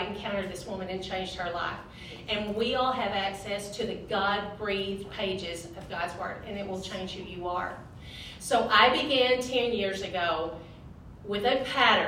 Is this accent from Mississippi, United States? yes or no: no; Lake City, Arkansas, United States; I grew up in Lake City, where there is no lake and it is in the city, and lived there my whole life.